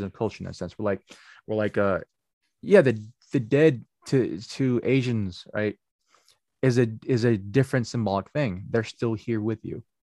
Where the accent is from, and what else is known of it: United States